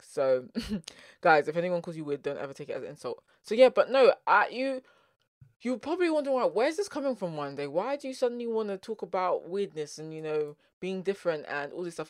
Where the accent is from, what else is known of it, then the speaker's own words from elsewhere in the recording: London, United Kingdom; accent: South London; first language English; my South London accent